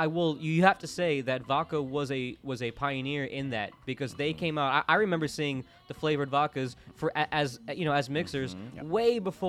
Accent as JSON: {"language": "English", "town": "Orlando", "region": "Florida", "country": "United States", "tie": "born or raised there", "moved": "yes", "said": "I grew up in Orlando, Florida, during like the whole rave party scene and all that."}